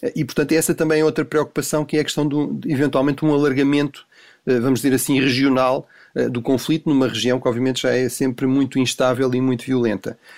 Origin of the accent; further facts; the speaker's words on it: Tomar, Centro, Portugal; moved away; Bom dia aqui de Tomar